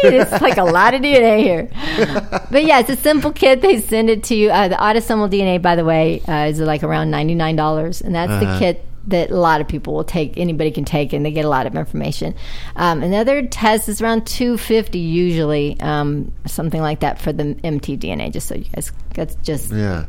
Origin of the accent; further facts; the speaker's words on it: Oklahoma, United States; also born or lived in Detroit; But yeah, I grew up in Oklahoma, but I was born in Detroit. And I've lived in 33 states.